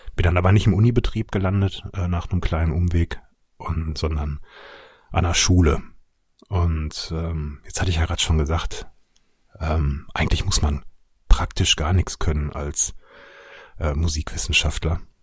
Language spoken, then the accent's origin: German; Ruhr area, North Rhine-Westphalia, Germany; moved away; wie man vielleicht ein bisschen hört, komme ich ursprünglich aus dem Ruhrgebiet